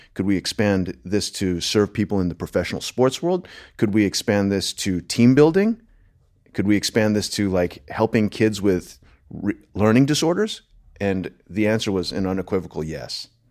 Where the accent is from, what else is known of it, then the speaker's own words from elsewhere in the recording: Delaware, United States; moved away as an adult; also born or lived in Los Angeles / New York; now in Austin, United States; born and raised in Delaware